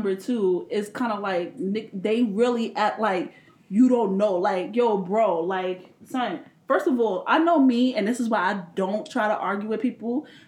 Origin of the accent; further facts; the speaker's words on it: New York, United States; I'm from New York